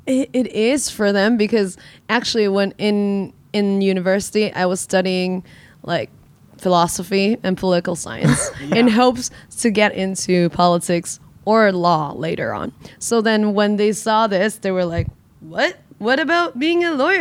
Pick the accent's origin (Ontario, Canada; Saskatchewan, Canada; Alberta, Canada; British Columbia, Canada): British Columbia, Canada; Vancouver; now in Hong Kong; I was raised also in Vancouver